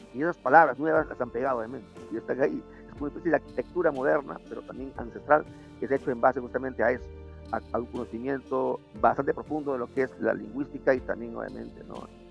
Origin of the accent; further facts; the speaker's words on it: Lima, Peru; mi país es un poco mal visto